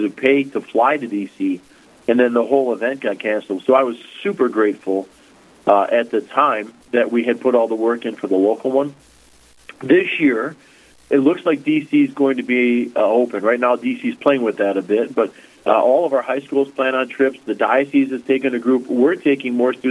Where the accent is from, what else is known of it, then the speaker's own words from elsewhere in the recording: Chicago, Illinois, United States; now in Bismarck, United States; I'm originally from Chicago